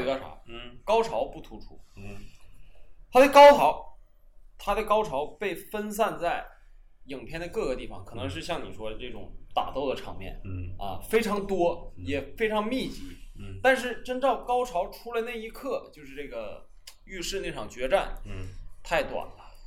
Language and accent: Chinese; Northeast China, China; 咱们东北这边弥漫的那种稍微有点黄